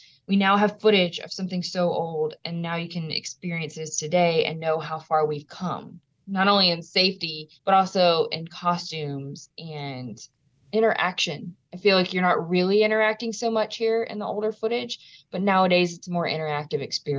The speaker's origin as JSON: {"language": "English", "region": "Louisiana", "country": "United States", "tie": "born or raised there"}